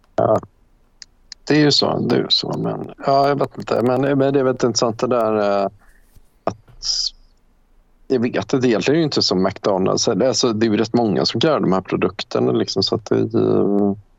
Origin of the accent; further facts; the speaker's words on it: Värmland, Sweden; moved away; also born or lived in Denmark; när jag växte upp alltså, i, i Värmland